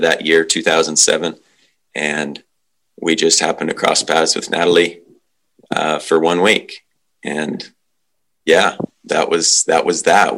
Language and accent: English; Western Slope of Colorado, United States; moved away as an adult; also born or lived in Wyoming; now in New Zealand; I grew up in Colorado, Western Slope of Colorado.